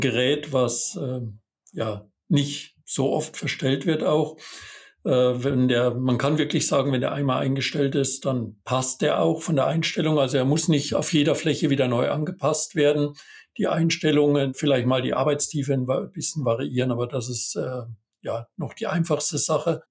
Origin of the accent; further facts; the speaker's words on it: Bavaria, Germany; moved away as an adult; also born or lived in Thuringia / Westphalia-Lippe; gebürtiger Bayer und habe da auch meine Ausbildung gemacht